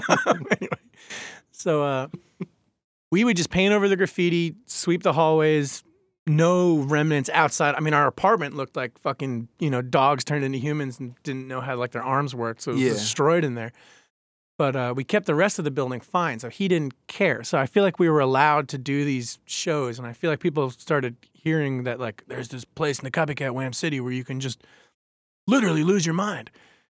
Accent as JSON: {"language": "English", "region": "New York", "country": "United States", "tie": "born or raised there", "said": "Like, I grew up on Long Island, and I didn't know about, like, the weirdest band I ever heard on Long Island was"}